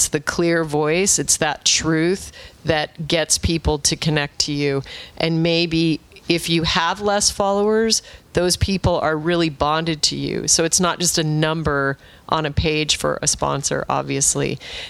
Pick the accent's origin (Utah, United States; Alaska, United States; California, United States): Alaska, United States; I was raised in Alaska, and I went to... very proudly went to Arizona State, which Rich does not recognize as a real institution.